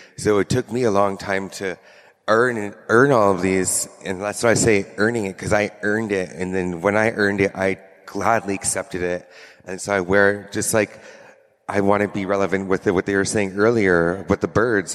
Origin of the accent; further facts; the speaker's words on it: Squamish Nation, British Columbia, Canada; I come from the Squamish Nation, and it's a reserve of, I would say, 300 people